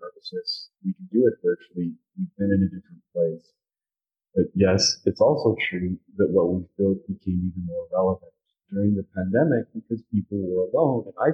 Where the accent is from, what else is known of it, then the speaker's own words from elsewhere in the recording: Utah, United States; also born or lived in California; now in Wyoming, United States; I grew up in Utah. I'm in Wyoming